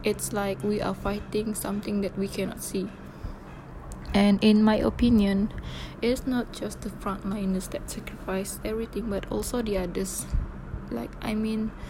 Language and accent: English; Sabah, Malaysia; moved away as an adult; my hometown in Sabah